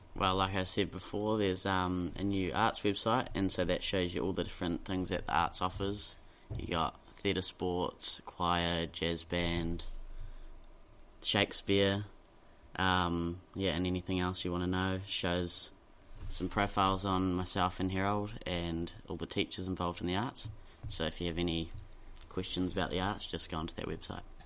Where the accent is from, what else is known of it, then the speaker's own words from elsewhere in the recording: Dunedin, Otago, New Zealand; I grew up in Dunedin. I've been here my whole life.